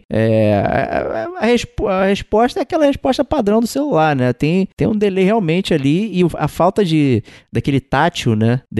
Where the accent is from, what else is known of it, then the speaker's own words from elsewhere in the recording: Rio de Janeiro, Brazil; Como um bom carioca, tem que pensar em formas alternativas de, jogar, né?